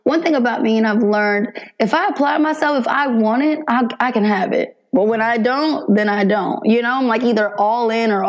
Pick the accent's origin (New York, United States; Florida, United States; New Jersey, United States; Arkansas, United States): New Jersey, United States; Jersey City; moved away as an adult; I was born in Jersey City, New Jersey